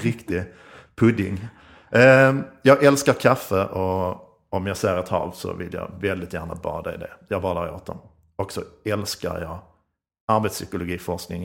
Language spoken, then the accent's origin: Swedish; Skåne, Sweden; accent: Scanian (skånska); Jag är skånsk som ni hör